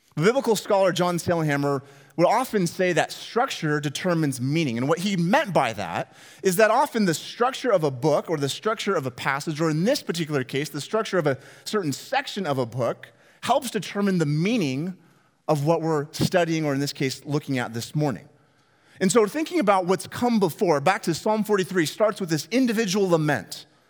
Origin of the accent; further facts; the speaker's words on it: Northwest Washington, United States; moved away; growing up in Northwest Washington